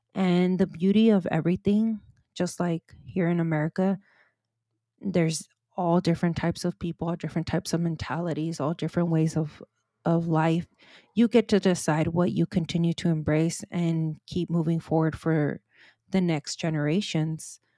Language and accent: English; California, United States; This is where I was born and raised